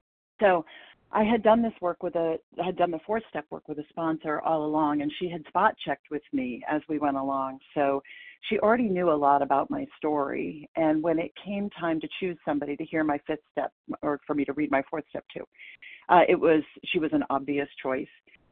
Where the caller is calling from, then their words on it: Portland, Maine, United States; I'm calling in from Portland, Maine